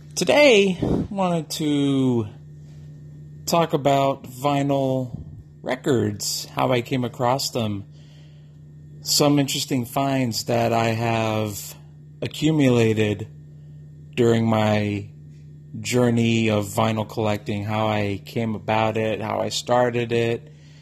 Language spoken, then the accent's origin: English; Laredo, Texas, United States; when I was a little boy growing up in Laredo, Texas